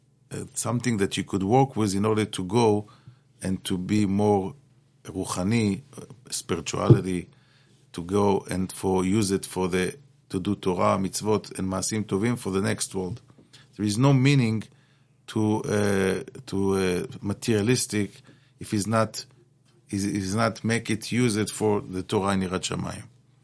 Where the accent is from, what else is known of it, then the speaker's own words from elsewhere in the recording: Israel; English is a second language; moved away as an adult; now in United States; I was born in Israel, grew up in Israel, and then I came to America to learn in Mir Yeshiva.